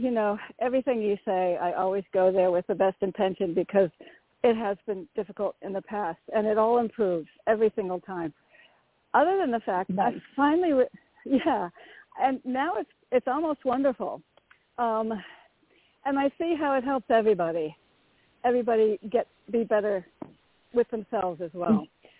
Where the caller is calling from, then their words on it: Connecticut, United States; … from Connecticut. Very grateful. Thank you.